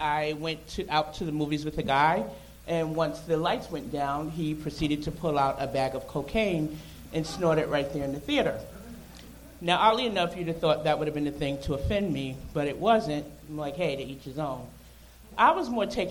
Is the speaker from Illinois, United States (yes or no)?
no; New York City, New York, United States; moved away; also born or lived in Charlotte, North Carolina; I'm originally from Brooklyn, New York